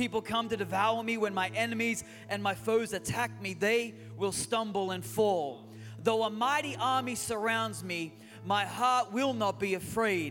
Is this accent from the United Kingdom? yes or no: no; Australia; moved away as an adult; also born or lived in Newcastle, Australia; now in San Francisco Bay Area, United States; we are your U.S. cousins right now, even though we are Australian by birth. We do live in the United States.